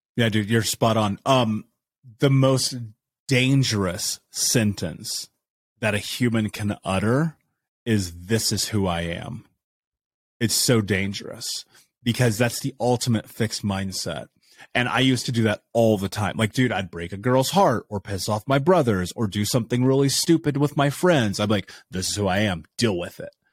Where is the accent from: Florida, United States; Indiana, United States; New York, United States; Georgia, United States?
Indiana, United States; I grew up in Indiana.